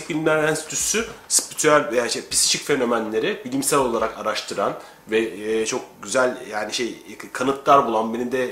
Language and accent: Turkish; Mersin, Turkey; Çünkü bizim orada ben Mersinliyim. Mersin, Adana, Hatay tarafı bunlardan geçilmez.